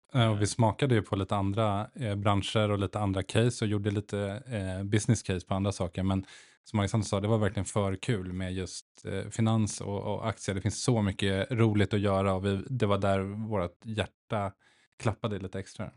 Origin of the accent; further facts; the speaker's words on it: Stockholm, Stockholm County, Sweden; also born or lived in Nacka; född och uppvuxen i Stockholm, eh, bor i Nacka med tre barn